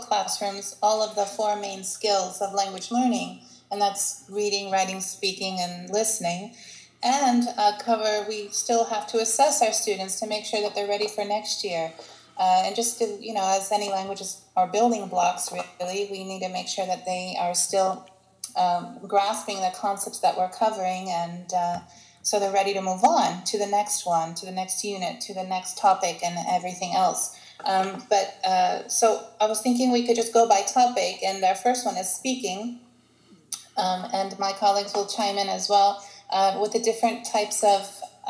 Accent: Baltimore, Maryland, United States; moved away as an adult; now in Greece; I am a Greek American, and I've been in Greece for 12 years now, living here. And I'm originally from Baltimore, Maryland

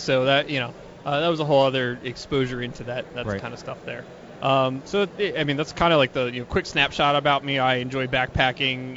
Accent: outside of Philadelphia, Pennsylvania, United States; I grew up outside of Philadelphia

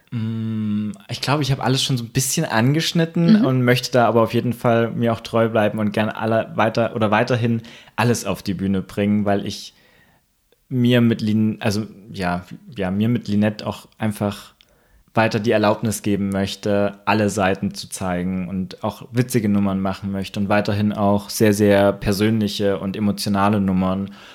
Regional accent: Thuringia, Germany; now in Leipzig, Germany; ich komme ursprünglich aus der Gegend

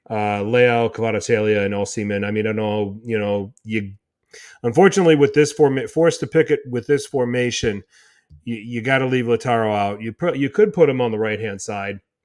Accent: Milwaukee, Wisconsin, United States; I'm from Milwaukee, Wisconsin.

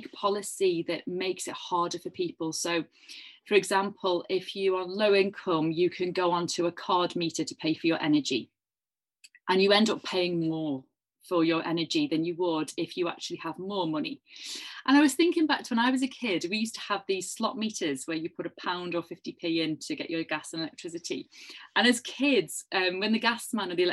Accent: Liverpool, North West England, United Kingdom; I was growing up in Liverpool in the 1980s

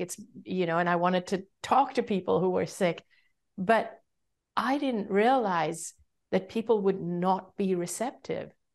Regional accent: Hong Kong; also born or lived in Singapore; I grew up in Hong Kong

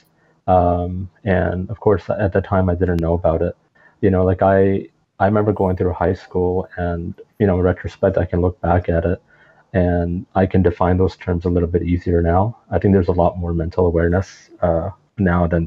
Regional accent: Toronto, Ontario, Canada; also born or lived in Pakistan; when we came from Pakistan, when I was about 5, 6 years old, and that was we came to Toronto, Canada

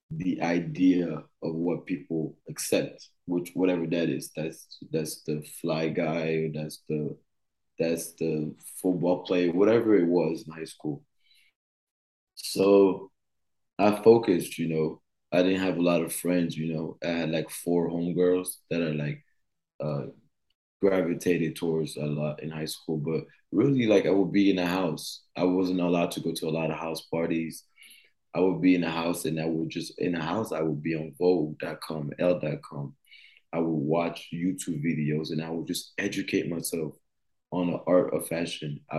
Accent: United States; growing up in the states, growing up in Grayson High School, and being thrown in a different world

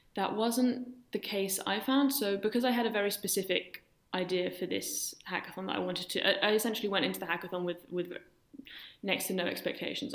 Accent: London, United Kingdom; moved away as an adult; now in Berlin, Germany; So I grew up in London. My parents are German and moved there in the 80s.

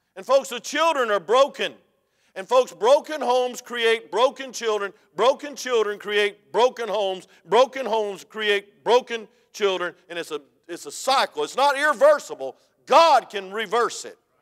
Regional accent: United States; I was from DeKalb County

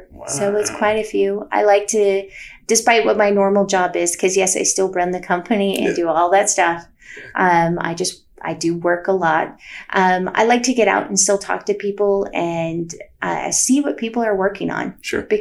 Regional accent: Utah, United States; We run it up in Park City, Utah. I'm from Utah originally, so I like to take people back to the mountains.

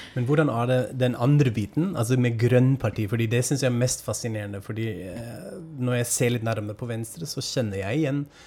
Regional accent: Germany; now in Norway

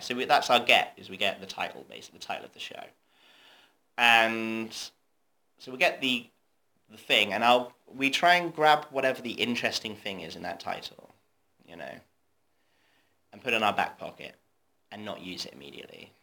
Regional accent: Torquay, South West England, United Kingdom; I'm from Devon. I'm from Torquay, middle of nowhere.

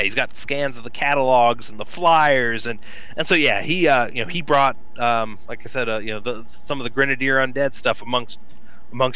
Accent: Deep South, United States; I am from the Deep South

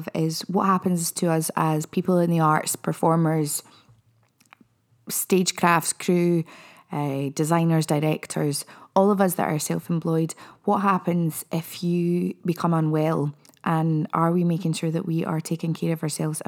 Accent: Gatehouse of Fleet, Scotland, United Kingdom; I'm from Dumfries and Galloway, a wee town called Gatehouse of Fleet. I went to school at Kirkcudbright Academy.

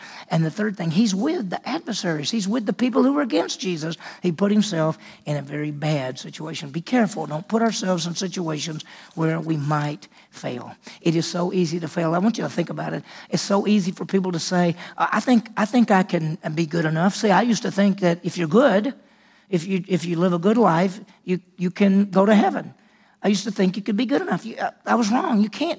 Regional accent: Mississippi, United States; accent: southern; I grew up in Mississippi. I mean, if you talk to me, you say, "Well, he's from the South."

